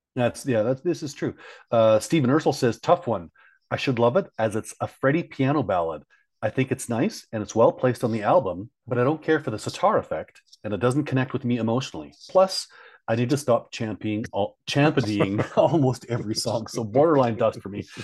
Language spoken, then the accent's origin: English; Canada; I'm from Canada